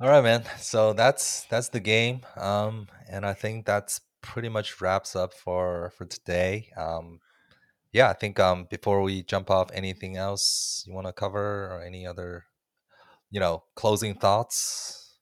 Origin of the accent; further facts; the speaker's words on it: Canada; as a Canadian man